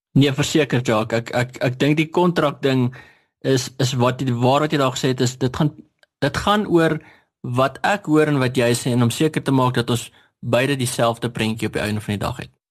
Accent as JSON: {"language": "Afrikaans", "town": "Standerton", "region": "Mpumalanga", "country": "South Africa", "tie": "born or raised there", "moved": "yes", "lives_now": "Hartbeespoort, South Africa", "said": "ek kom van Standerton af. Nou ek eh, het daar skool gegaan en groot geword"}